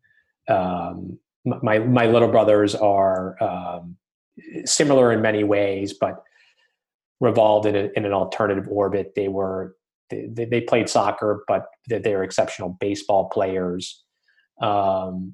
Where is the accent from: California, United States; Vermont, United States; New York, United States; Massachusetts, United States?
Massachusetts, United States; I grew up in Massachusetts